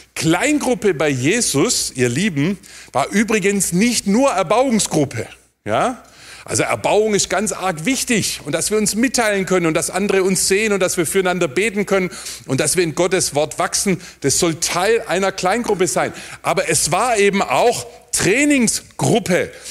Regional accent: near Heilbronn, Baden-Württemberg, Germany; Da, wo ich herkomme, neben Heilbronn

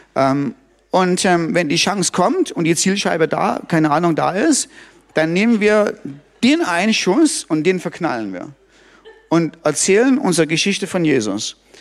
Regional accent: Germany; bei uns in Deutschland

